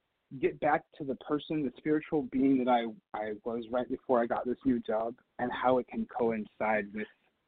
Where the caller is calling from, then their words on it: Tampa, Florida, United States; … from Tampa.